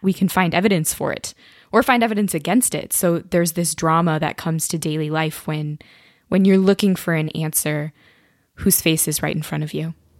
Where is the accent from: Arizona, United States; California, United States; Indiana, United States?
Indiana, United States; moved away as an adult; now in Cambridge, United Kingdom; I'm originally from Indiana, so I was a townie at Notre Dame